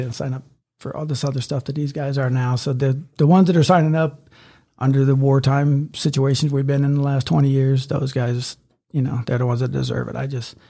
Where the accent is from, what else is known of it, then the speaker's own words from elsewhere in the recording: Ohio, United States; moved away as an adult; now in Memphis, United States; Well, I grew up in Ohio. I lived there till I was 18. Little rural town.